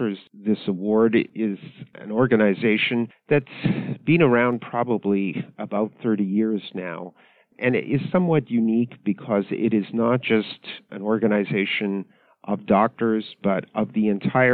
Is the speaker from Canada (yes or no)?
yes; Canada; moved away as an adult; also born or lived in Ottawa, Canada; now in United States; I was born and raised in Canada. So Canada is a very bilingual country. I grew up in English Canada